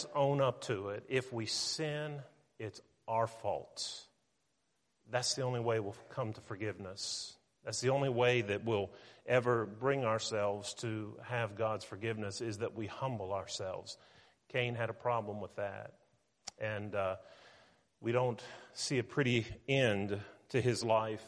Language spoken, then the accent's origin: English; Weirton, West Virginia, United States; now in Tennessee, United States; I was born in Weirton, West Virginia